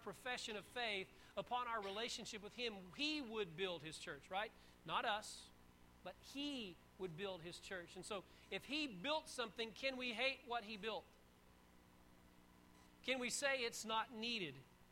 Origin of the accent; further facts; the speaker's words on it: Texas, United States; now in North Carolina, United States; I was born and raised in Texas